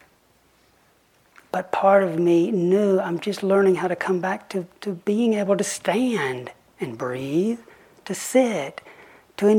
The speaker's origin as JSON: {"language": "English", "region": "the Bible Belt", "country": "United States", "tie": "born or raised there", "also_born_or_lived": "Oxford", "moved": "as an adult", "said": "I grew up in the Bible Belt"}